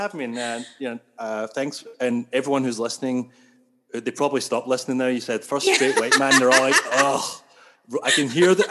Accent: Scotland, United Kingdom; accent: Scottish; now in Toronto, Canada; I'm from Scotland

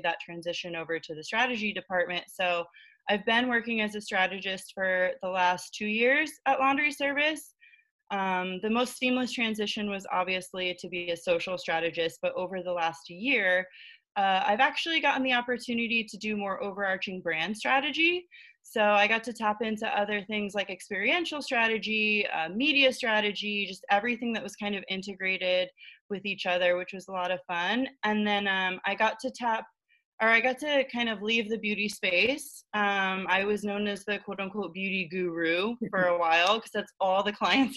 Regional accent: Florida, United States; moved away as an adult; now in New York City, United States; I am originally from Florida, but I moved to New York City about 4.5 years ago

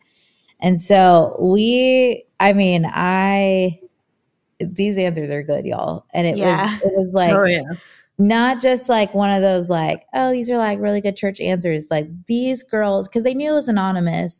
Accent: Hampton Roads, Virginia, United States; moved away as an adult; now in Nashville, United States; I'm originally from Virginia. So like the Hampton Roads area, born and raised there

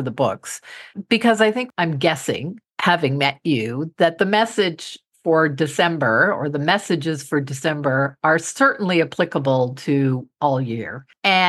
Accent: Canada; I am from Canada

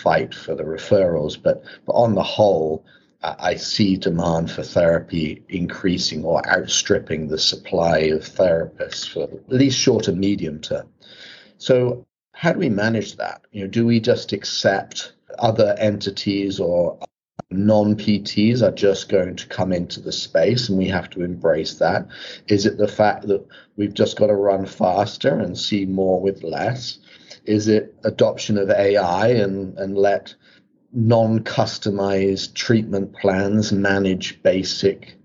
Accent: England, United Kingdom; moved away as an adult; now in United States; as an English therapist

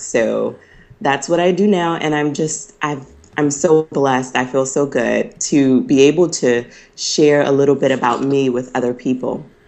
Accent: North Carolina, United States; also born or lived in Pennsylvania / Tennessee; I'm originally from North Carolina. Um, I grew up here, but at the age of 14, I went to Pine Forge Academy

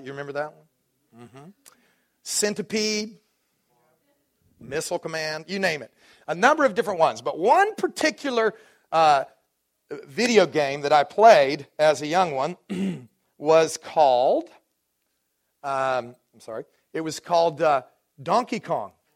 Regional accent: Dallas, Texas, United States; moved away; I grew up in Dallas

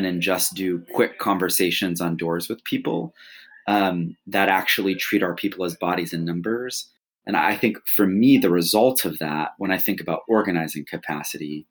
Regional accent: Flint, Michigan, United States; I grew up in Flint, Michigan

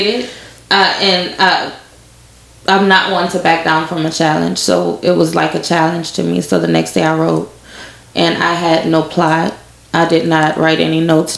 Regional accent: Lafayette, Louisiana, United States; I'm from Lafayette. Went to Northside High, graduated in 2004.

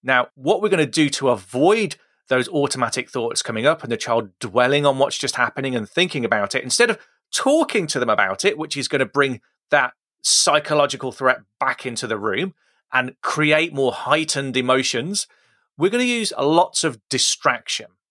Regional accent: Midlands, United Kingdom; I pronounced it tooth. I'm from the Midlands. That's how we say it.

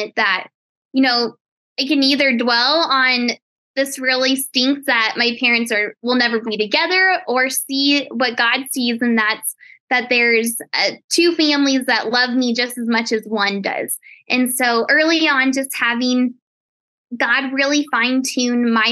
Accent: Colorado, United States; I actually was just born and raised in Colorado

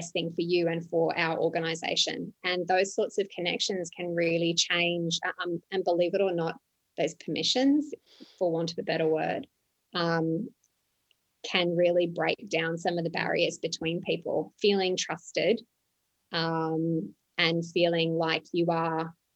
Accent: Australia; moved away as an adult; also born or lived in Johannesburg, South Africa / Dubai, United Arab Emirates / London, United Kingdom / Lima, Peru; now in Ho Chi Minh City, Vietnam; I'm Australian. I started there.

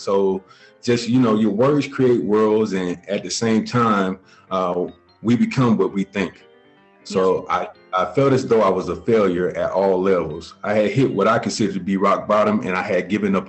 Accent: Columbus, Georgia, United States; now in Clarksville, United States; I'm originally from Columbus, Georgia, currently reside in Clarksville, Tennessee

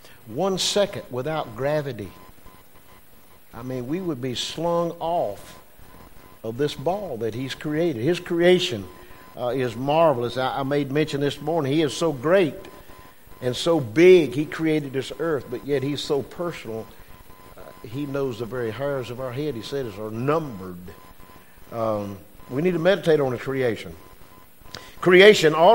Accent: Westminster, South Carolina, United States; where are you from? I said, Westminster.

